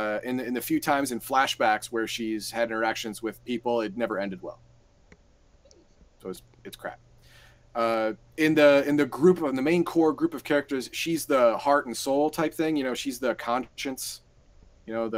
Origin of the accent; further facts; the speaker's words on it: United States; I'm American